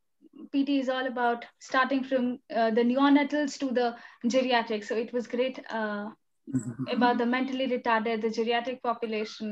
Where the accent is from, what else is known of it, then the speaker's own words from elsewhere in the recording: India; as Indian students